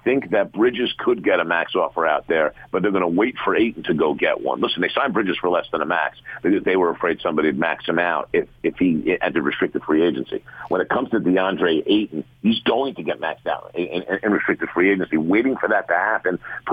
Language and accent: English; West Orange, New Jersey, United States; I grew up in West Orange. I graduated from West Orange High School